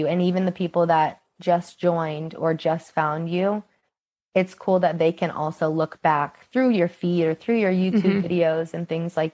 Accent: Kansas, United States; I just turned 24 and I'm from Kansas

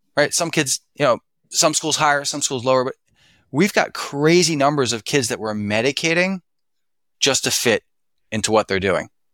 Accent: Philadelphia, Pennsylvania, United States; I was raised in Philadelphia

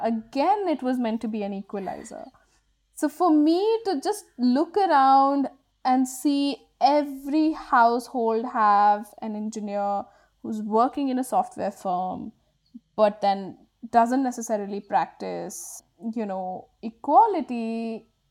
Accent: Bangalore, Karnataka, India; I grew up in Bangalore when Bangalore was becoming a tech hub

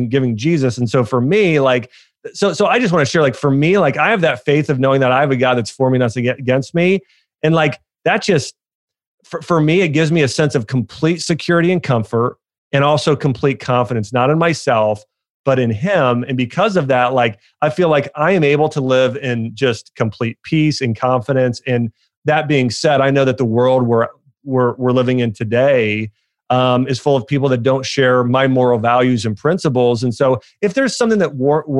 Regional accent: Ohio, United States; my dad and I go to a Ohio State football game every year because we grew up in Ohio

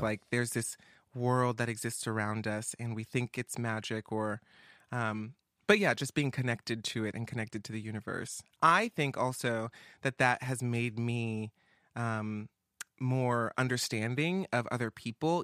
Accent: Atlanta, Georgia, United States; moved away; I'm from the East Coast. I'm from Atlanta, uh, down south

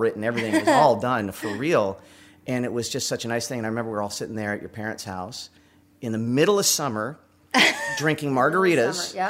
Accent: Los Angeles, California, United States; now in Nashville, United States; I was born and raised in Southern California in Hollywood

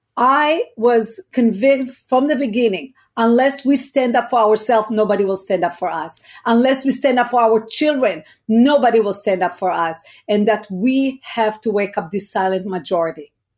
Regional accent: Israel; now in United States; I was born in Israel, raised in Israel.

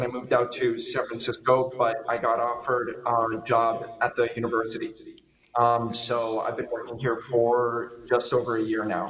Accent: Bogotá, Bogotá Capital District, Colombia; I was born and raised in Bogota, Colombia.

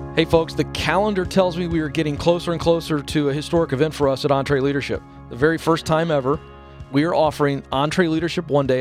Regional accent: coast of Virginia, United States; I'm a Southerner, all right? Grew up on the coast of Virginia

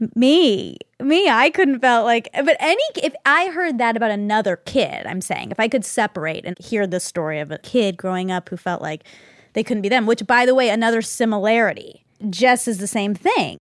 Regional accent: Georgia, United States; I grew up in Georgia, I was an Indian girl in Georgia

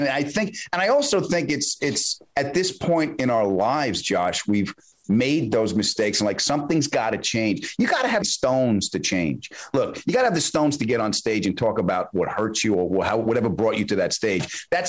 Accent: Long Island, New York, United States; I was a kid from Long Island.

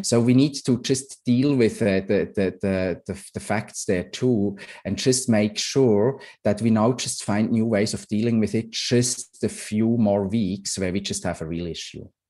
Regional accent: Switzerland; moved away; I'm, I'm from Switzerland originally

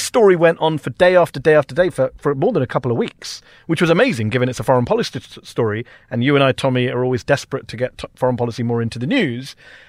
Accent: United Kingdom; It's not just the U.S. I'm from Britain.

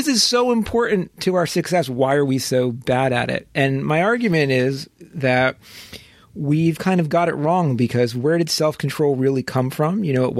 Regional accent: New York, United States; moved away; I was born and bred in New York, so I'm still a Yankees fan

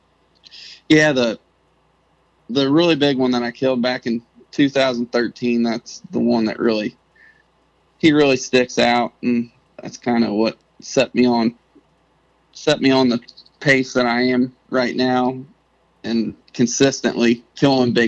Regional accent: Southern Ohio, United States; I'm 25. I'm from Southern Ohio

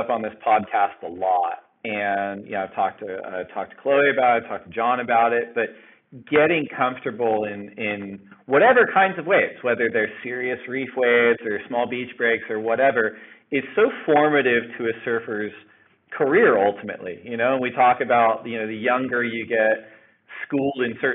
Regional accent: Orange County, California, United States; I grew up in Orange County.

